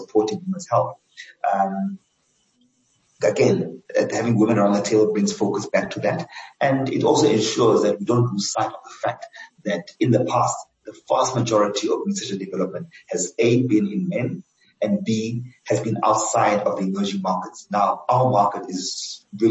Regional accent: Johannesburg, Gauteng, South Africa; also born or lived in Cape Town; I'm a Joburg boy. I was actually born and I grew up in Soweto

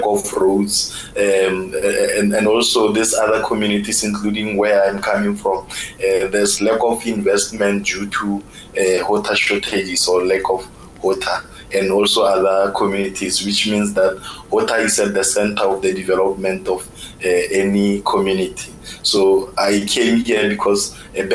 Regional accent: South Africa; moved away as an adult; now in Israel; where I'm coming from South Africa

